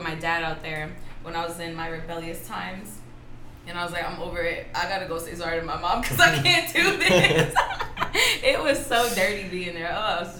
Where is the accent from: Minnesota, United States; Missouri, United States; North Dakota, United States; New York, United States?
New York, United States; New York City; also born or lived in Queens, New York; I was born and raised in Brooklyn